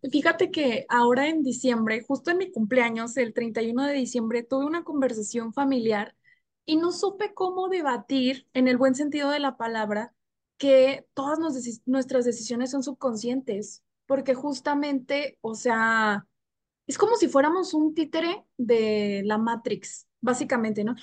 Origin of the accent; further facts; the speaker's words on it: Monterrey, Nuevo León, Mexico; moved away; Ricardo y yo, o sea, somos de Monterrey